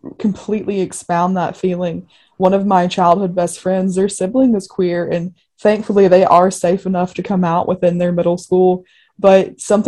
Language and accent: English; Spartanburg, South Carolina, United States; I grew up in Spartanburg, South Carolina, which is a little town on the foothills of the mountains, almost in North Carolina.